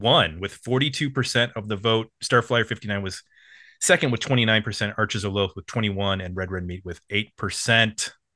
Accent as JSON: {"language": "English", "town": "Buffalo", "region": "New York", "country": "United States", "tie": "born or raised there", "also_born_or_lived": "Bowling Green, Ohio", "moved": "yes", "said": "I grew up in Buffalo, New York."}